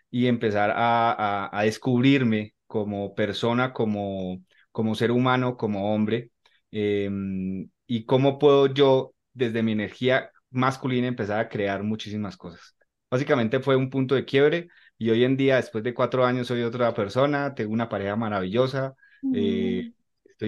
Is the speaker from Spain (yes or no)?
no; Colombia; soy colombiano, Actualmente vivo en Bogotá.